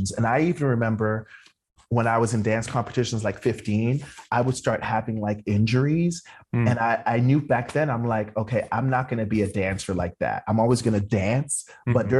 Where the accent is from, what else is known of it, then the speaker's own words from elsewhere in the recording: Toronto, Ontario, Canada; moved away as an adult; also born or lived in New York; I'm from Toronto.